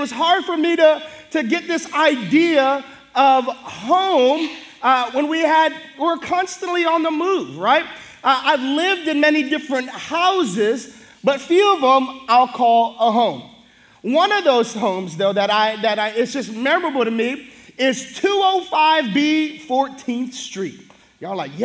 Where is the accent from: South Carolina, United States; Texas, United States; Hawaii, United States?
Hawaii, United States; we're so big as Hawaiian people